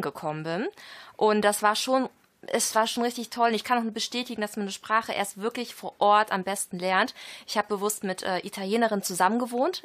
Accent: Düsseldorf, North Rhine-Westphalia, Germany; ich bin aus Düsseldorf

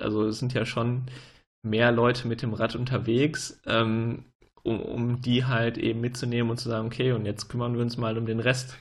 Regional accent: Münster, North Rhine-Westphalia, Germany; als Münsteraner

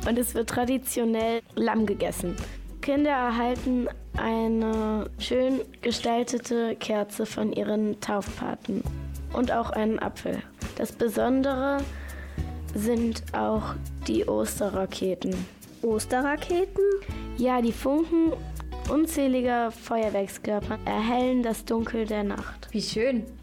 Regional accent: Cape Town, Western Cape, South Africa; moved away; Ich bin in Südafrika geboren. Und ich habe in Australien gelebt. Und mein Vater ist Grieche.

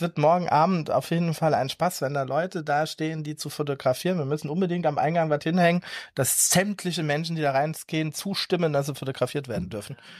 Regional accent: Ludwigshafen, Rhineland-Palatinate, Germany; Ich bin aufgewachsen in der Pfalz

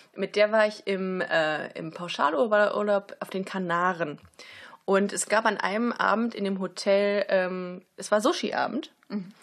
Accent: Germany; wir sind aus Deutschland

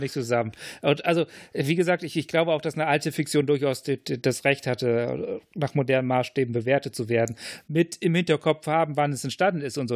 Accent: Lower Saxony, Germany; ich bin ja in Niedersachsen aufgewachsen

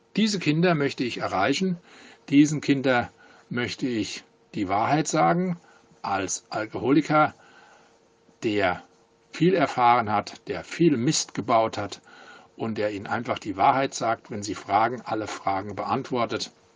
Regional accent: Langen, Hesse, Germany; Ich komme aus Langen, das liegt südlich von Frankfurt. Ich bin da geboren und habe eigentlich mein ganzes Leben hier verbracht

